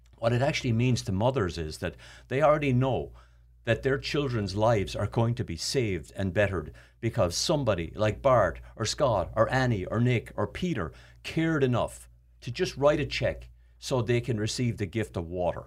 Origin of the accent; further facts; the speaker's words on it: Ireland; moved away; I grew up in Ireland where water was not an issue